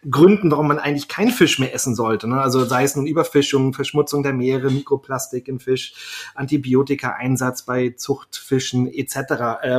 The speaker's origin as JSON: {"language": "German", "region": "Berlin", "country": "Germany", "said": "ich bin ja selber Berliner"}